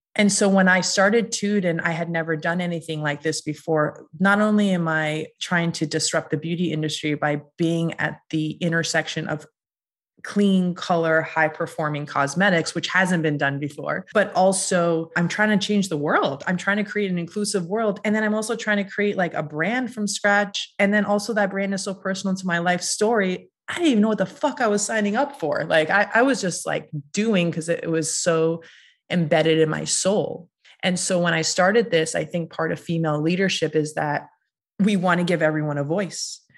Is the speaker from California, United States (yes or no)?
no; Massachusetts, United States; I am Iranian American and I grew up in a very small town in Massachusetts